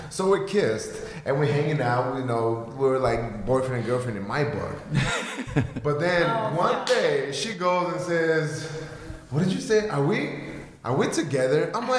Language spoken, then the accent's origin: English; Bulgaria; English is a second language; moved away as an adult; now in United States; I'm from Bulgaria